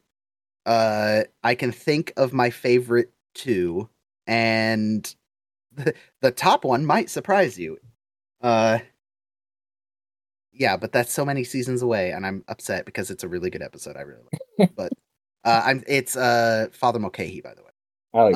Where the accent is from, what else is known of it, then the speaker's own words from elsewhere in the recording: rural California, United States; we grew up in California, we're in an area of California that's a lot more rural